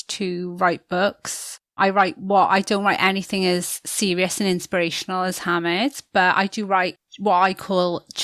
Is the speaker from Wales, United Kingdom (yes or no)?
yes; Newport, Wales, United Kingdom; I grew up in Newport in South Wales.